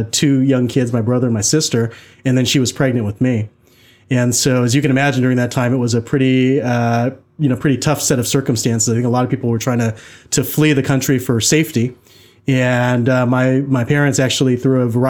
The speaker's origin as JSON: {"language": "English", "town": "Tacoma", "region": "Washington", "country": "United States", "tie": "born or raised there", "also_born_or_lived": "Boston", "moved": "as an adult", "lives_now": "Seattle, United States", "said": "I was born shortly thereafter in November. And I've grown up, for the most part, in the Tacoma area."}